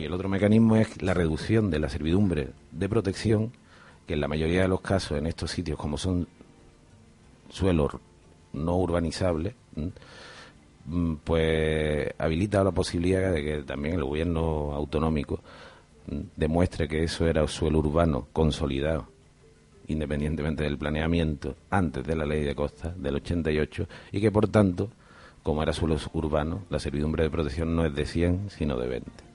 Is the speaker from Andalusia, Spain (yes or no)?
yes; Andalusia, Spain; now in Canary Islands, Spain; un grupo andaluz de donde soy